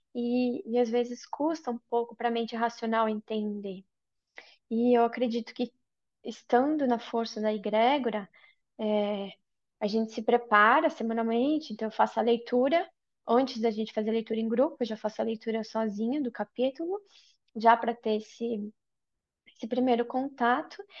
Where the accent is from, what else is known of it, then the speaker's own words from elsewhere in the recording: Brazil; moved away as an adult; also born or lived in Ireland; now in Sweden; eu saí do Brasil quando eu tinha 21 anos, sozinha, e me mudei para a Irlanda, onde eu morei por quatro anos